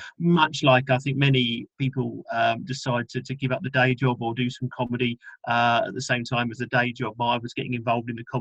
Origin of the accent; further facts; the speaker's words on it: London, United Kingdom; I'm from London and still pretty much based around there